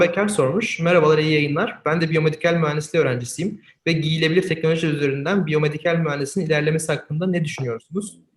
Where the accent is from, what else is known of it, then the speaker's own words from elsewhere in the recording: Eskişehir, Turkey; Ben de Eskişehirliyim